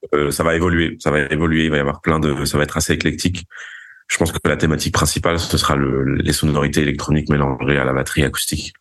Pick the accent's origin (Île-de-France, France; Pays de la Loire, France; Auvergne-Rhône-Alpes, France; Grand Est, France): Île-de-France, France; Paris; also born or lived in Vigo, Galicia, Spain; Je suis né à Paris. J'ai grandi, enfin, ma mère est espagnole, donc j'ai grandi entre Vigo en Galice et Paris euh, en France.